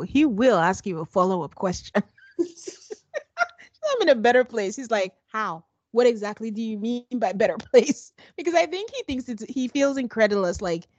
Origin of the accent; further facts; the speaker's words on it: Nigeria; we're Nigerian. So it's a delicacy where we're from.